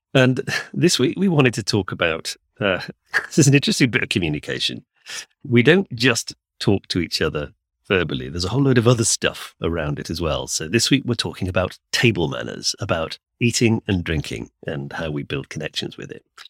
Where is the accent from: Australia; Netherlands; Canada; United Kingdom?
United Kingdom; we're both English speakers raised in the U K